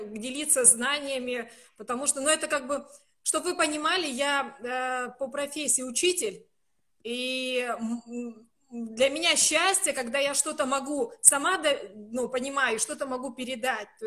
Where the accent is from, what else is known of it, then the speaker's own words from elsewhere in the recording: North Caucasus, Russia; хотя я человек с Кавказа, и я могу громко разговаривать, выражая свои мысли